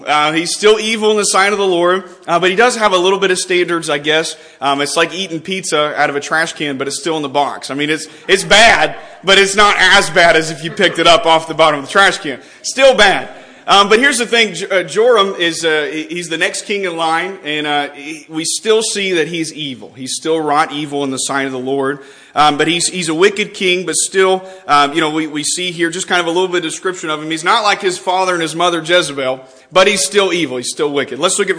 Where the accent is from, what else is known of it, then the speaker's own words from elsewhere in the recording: Texas, United States; now in West Virginia, United States; a Texas boy in West Virginia